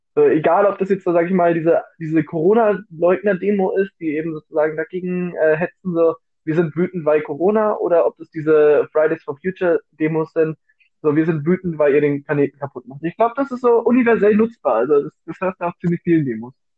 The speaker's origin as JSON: {"language": "German", "region": "Bavaria", "country": "Germany", "said": "ich komme aus Bayern"}